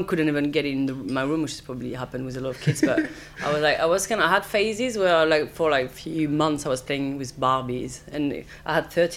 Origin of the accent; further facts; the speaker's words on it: southeast France, France; also born or lived in Paris; I grew up with my mom in south of France. So I was born in Paris, but my parents divorced when I was two. So she went back to where she's from, which is a really small village in southeast of France.